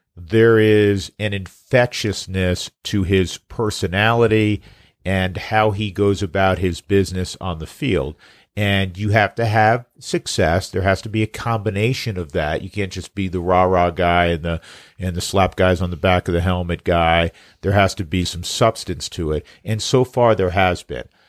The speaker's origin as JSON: {"language": "English", "region": "New York", "country": "United States", "moved": "yes", "said": "I'm from New York"}